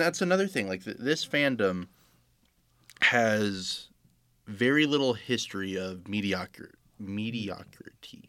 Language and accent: English; Florida, United States; me growing up in Florida